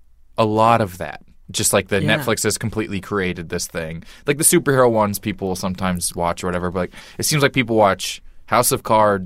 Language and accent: English; Missouri, United States; I'm from Missouri